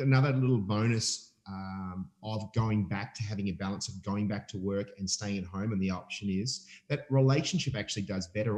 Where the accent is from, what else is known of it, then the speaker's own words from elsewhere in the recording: Melbourne, Victoria, Australia; I'm from Melbourne